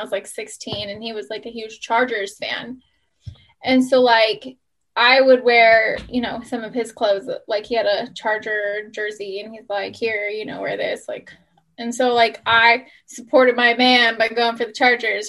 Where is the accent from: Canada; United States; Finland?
United States; San Diego, California; born and raised in San Diego